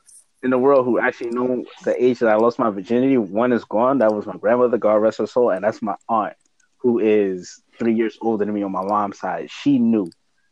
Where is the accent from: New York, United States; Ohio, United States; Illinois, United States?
New York, United States; New York City; I grew up in Harlem during the crack era